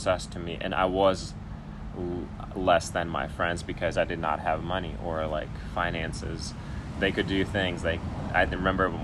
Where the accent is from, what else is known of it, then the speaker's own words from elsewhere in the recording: Ukraine; now in Portland, United States; I grew up in Ukraine